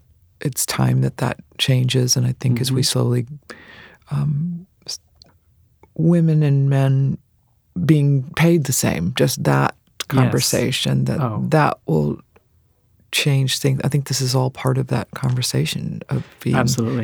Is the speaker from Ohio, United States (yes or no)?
yes; Ohio, United States; also born or lived in Boston, Massachusetts / Dayton, Ohio / Cincinnati, Ohio; I was born in Boston, and then we moved to Ohio, to Dayton and Cincinnati